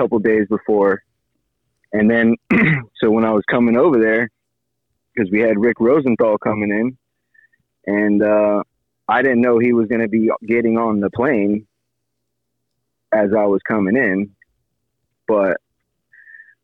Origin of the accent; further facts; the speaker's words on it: Miami, Florida, United States; now in Dania Beach, United States; Born and raised in Miami, and I live in Dania Beach for the past like 8-9 years.